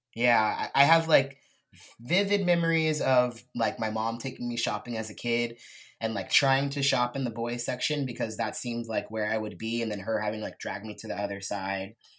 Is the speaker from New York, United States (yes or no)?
no; Lompoc, California, United States; moved away as an adult; also born or lived in Texas; now in Portland, United States; I grew up in Santa Barbara, California, Central Coast, actually in this little town called Lompoc.